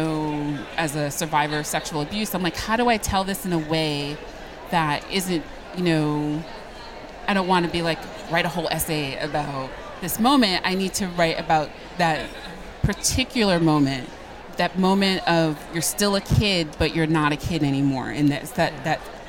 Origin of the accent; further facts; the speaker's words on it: Woonsocket, Rhode Island, United States; growing up in Woonsocket, Rhode Island